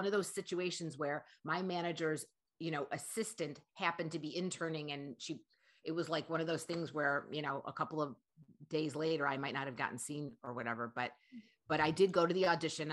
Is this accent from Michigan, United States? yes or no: yes; Detroit, Michigan, United States; moved away as an adult; also born or lived in Chicago, Illinois; now in California, United States; I was born and raised in Detroit, Michigan, and I lived in Chicago from like 1986 to probably 2001.